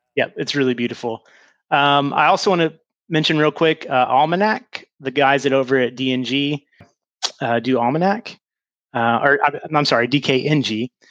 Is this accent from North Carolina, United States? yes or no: yes; North Carolina, United States; we're from North Carolina down here